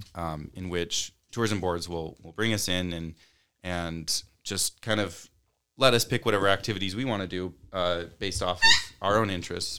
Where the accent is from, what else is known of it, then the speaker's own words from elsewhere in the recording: Utah, United States; growing up in a conservative place like Utah